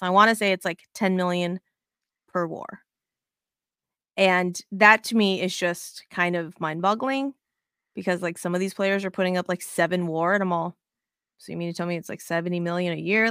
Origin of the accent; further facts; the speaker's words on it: Las Vegas, Nevada, United States; moved away; I'm originally from Vegas